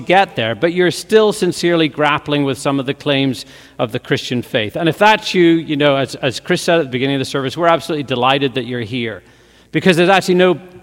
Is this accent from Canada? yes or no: no; Northern Ireland, United Kingdom; moved away; growing up in Northern Ireland as a teenager